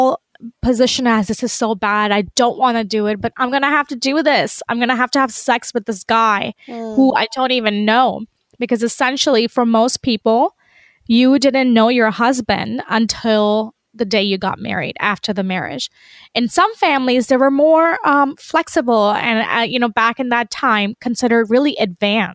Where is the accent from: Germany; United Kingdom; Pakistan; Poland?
Pakistan; I'm Pakistani, I'm Muslim, and in our culture, in our household